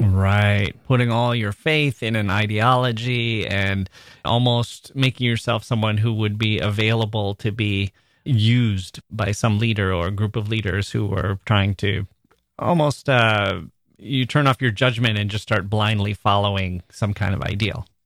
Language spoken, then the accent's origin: English; United States; as an American adult